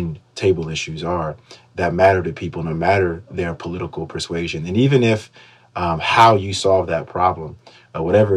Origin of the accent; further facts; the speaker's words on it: Schenectady, New York, United States; I'm from Schenectady.